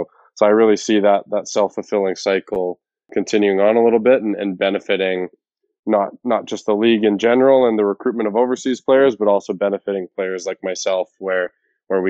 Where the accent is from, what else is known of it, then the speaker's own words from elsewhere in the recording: Alberta, Canada; growing up in Alberta